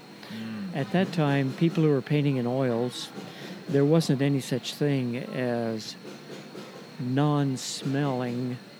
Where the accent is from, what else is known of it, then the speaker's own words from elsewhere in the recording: Idaho, United States; I grew up in Idaho, went to school at Boise State University